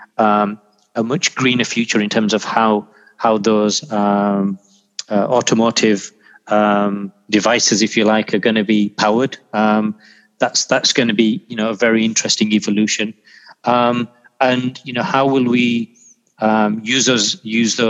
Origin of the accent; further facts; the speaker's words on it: Yorkshire and the Humber, United Kingdom; moved away; also born or lived in Pakistan / Manchester; I was born in Pakistan. I grew up in Yorkshire. I'd spent the majority of my life there